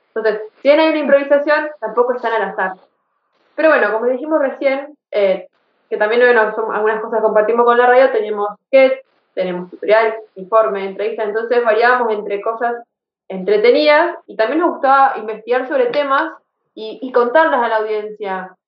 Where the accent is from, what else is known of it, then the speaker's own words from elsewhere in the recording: Rosario, Santa Fe, Argentina; nosotros somos de Rosario, Santa Fe